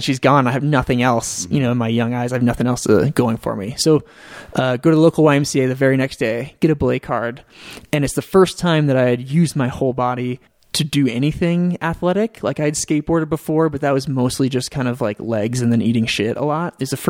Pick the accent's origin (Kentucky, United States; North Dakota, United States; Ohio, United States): North Dakota, United States; Fargo; moved away as an adult; also born or lived in Kansas City, Missouri; I moved away from Fargo for a girl